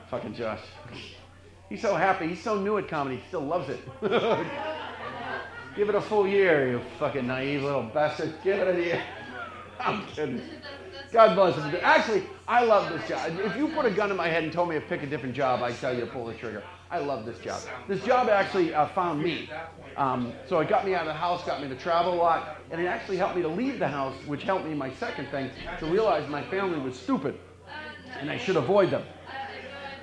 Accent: Boston, Massachusetts, United States; I'm from the Boston area

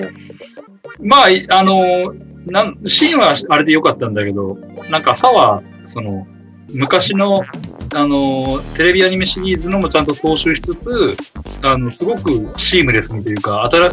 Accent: Ehime, Japan; 愛媛の、まあ、うちの実家の近くに

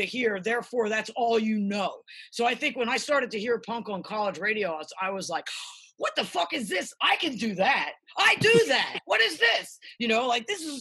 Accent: Philadelphia, Pennsylvania, United States; now in Los Angeles, United States; I grew up in Philly

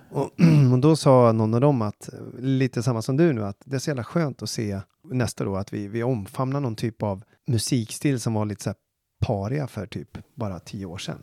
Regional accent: Falköping, Västra Götaland, Sweden; jag är från Falköping

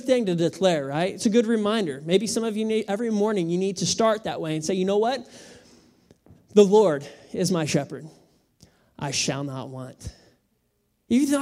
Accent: United States; I am American.

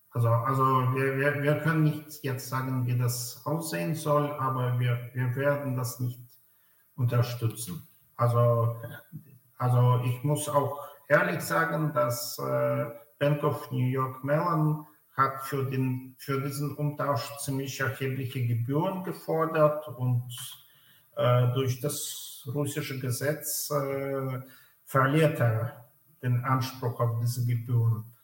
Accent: Belarus; born there; also born or lived in Germany; Äh, also ich bin gebürtiger Weißrusse, äh, Jahrgang 74. Ich habe in Deutschland Jura studiert äh, und in Freiburg 2003 promoviert.

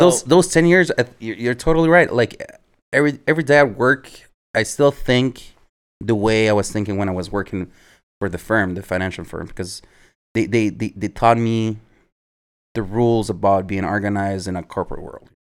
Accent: Montreal, Quebec, Canada; also born or lived in Edmonton, Canada / Chile; We moved back to Montreal when I was nine

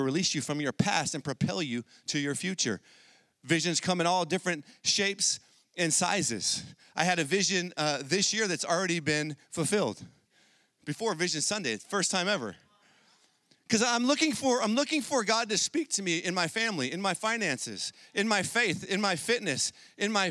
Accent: San Diego, California, United States; I grew up in San Diego

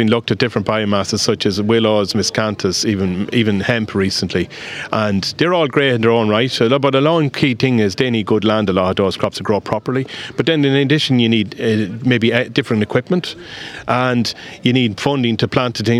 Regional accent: Westmeath, Ireland; accent: Westmeath; now in Clare, Ireland; I come from a farm in Westmeath, and I'm from Clare. Those that know me, they pick up the accent down here to know. I still have got the Westmeath.

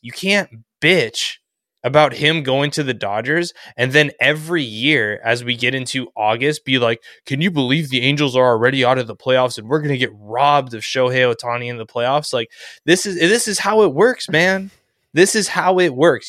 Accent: Southern California, United States; I grew up in SoCal

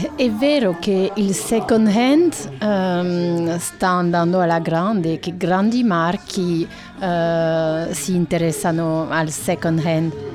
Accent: France; Italian is a second language; sono francese

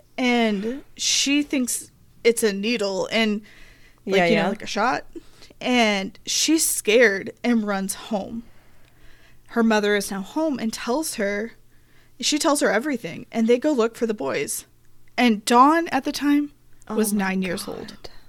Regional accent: Arkansas, United States; Then I got a lot of information from growing up in Arkansas, watching news coverage there.

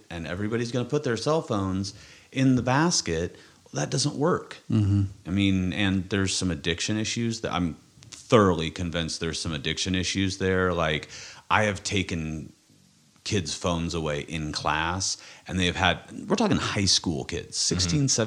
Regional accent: Kansas, United States; I'm from Kansas

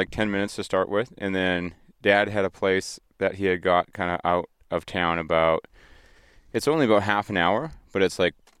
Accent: Vanderhoof, British Columbia, Canada; Vanderhoof, BC, geographical center of British Columbia.

